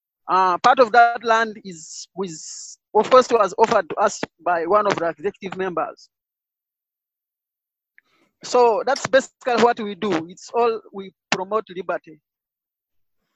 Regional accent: Uganda; I'm from Uganda

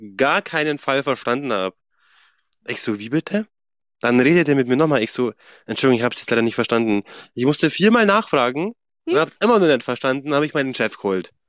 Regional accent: Swabia, Germany; accent: Swabian; ich rede ja kein Bayerisch, ich rede ja Schwäbisch

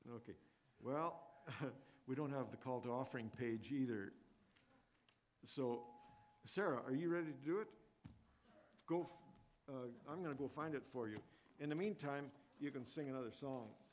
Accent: Edmonton, Alberta, Canada; growing up in the Edmonton, Alberta area

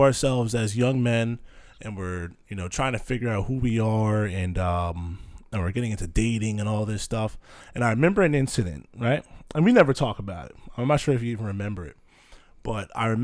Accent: Manalapan, New Jersey, United States; I grew up out here, Manal being kind of considered South Jersey, closer to the shore area

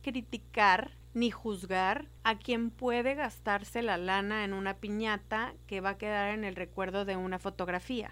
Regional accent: Monterrey, Nuevo León, Mexico; yo soy regia

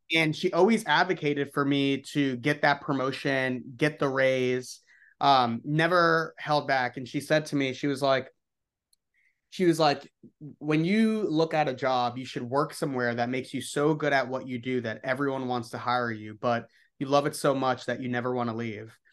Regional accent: New York City, New York, United States; I grew up in the Upper East Side in Manhattan.

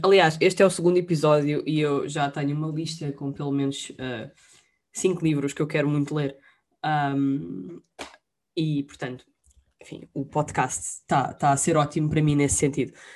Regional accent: Lisbon, Portugal; eu sou de Lisboa e tenho e gosto muito de Lisboa

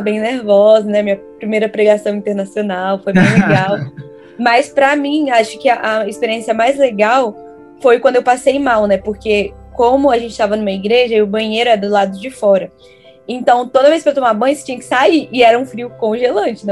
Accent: Vitória, Espírito Santo, Brazil; moved away; also born or lived in Recife / Hawaii; Eu sou de Vitória, Espírito Santo

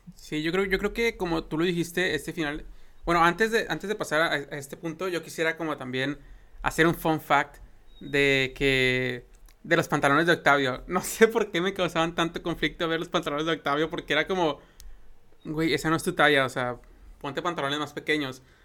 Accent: Mexico; como mexicanos conocemos esta expresión

